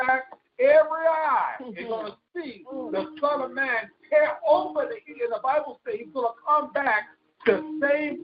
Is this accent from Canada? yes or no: no; West Coast, United States; I was born on the East Coast, grew up on the West Coast